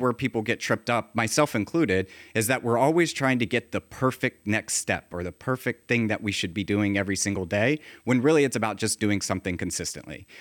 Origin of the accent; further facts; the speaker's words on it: Virginia, United States; I grew up in Virginia